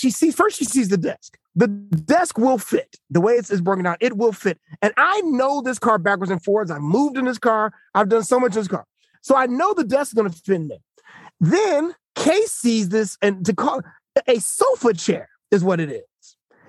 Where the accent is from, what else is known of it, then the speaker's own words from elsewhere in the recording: Australia; We're from Australia.